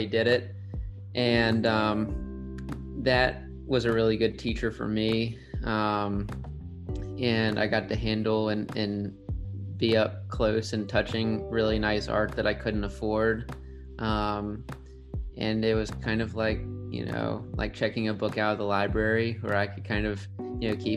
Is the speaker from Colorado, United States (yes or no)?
no; Norfolk, Virginia, United States; I'm from Norfolk